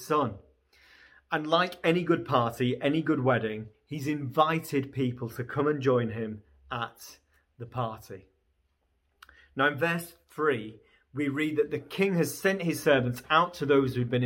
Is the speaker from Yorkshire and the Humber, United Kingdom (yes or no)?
yes; Beverley, Yorkshire and the Humber, United Kingdom; now in Newcastle, United Kingdom; I grew up in Beverley, just outside of Hull